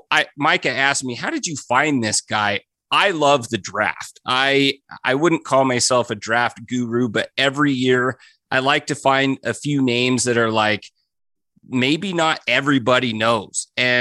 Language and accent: English; Idaho Falls, Idaho, United States; I'm from Idaho. I'm from Idaho Falls.